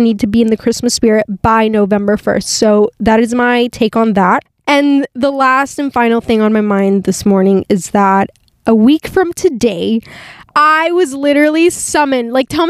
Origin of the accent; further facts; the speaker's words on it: California, United States; born there; You know, my parents are Mexican. I was born in California, so, but obviously, like, I'm bilingual